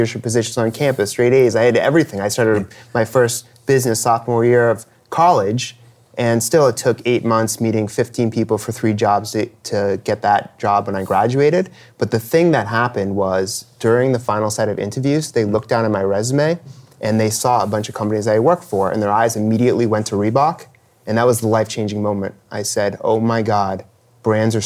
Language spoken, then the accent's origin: English; Newton, Massachusetts, United States; I came from Newton, Massachusetts. First job was at age 13